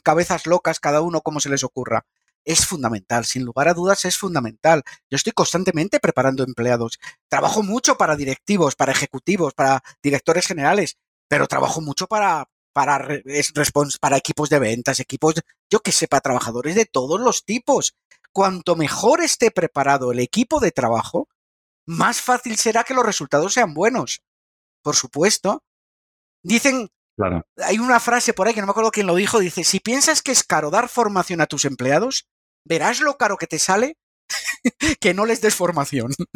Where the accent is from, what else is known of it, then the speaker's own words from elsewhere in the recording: Madrid, Community of Madrid, Spain; yo soy de Madrid